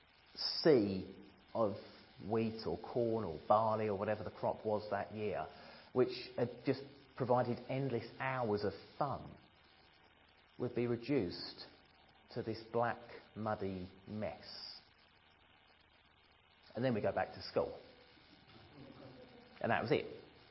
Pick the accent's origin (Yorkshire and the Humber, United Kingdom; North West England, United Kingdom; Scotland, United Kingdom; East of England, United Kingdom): East of England, United Kingdom; Ramsden Heath; I was brought up in Ramsden Heath, not far from here. Little village surrounded by fields, and most of my early childhood was spent out in those fields.